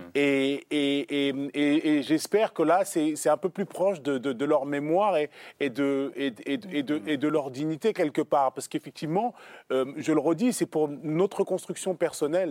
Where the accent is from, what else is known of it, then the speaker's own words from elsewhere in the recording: France; oui, nous sommes des Français.